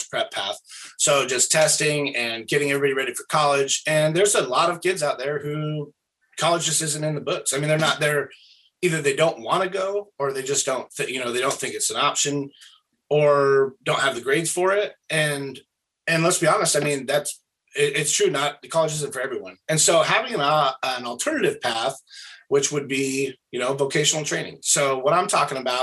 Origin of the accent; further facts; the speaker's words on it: Springfield, Oregon, United States; I'm from Thurston area out here.